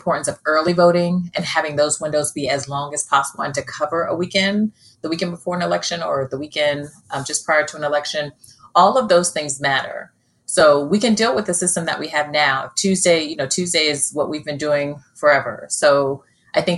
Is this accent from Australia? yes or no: yes; Australia; now in United States; I was born in Australia